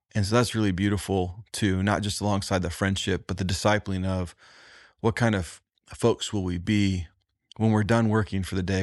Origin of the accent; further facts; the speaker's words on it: Indiana, United States; I was from the Midwest